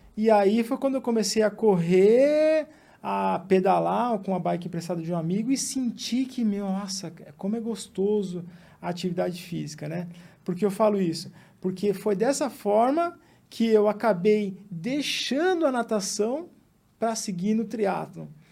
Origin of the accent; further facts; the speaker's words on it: São Bernardo do Campo, São Paulo, Brazil; also born or lived in Mato Grosso do Sul; a gente veio para São Bernardo, né, que é a cidade onde a gente se estabeleceu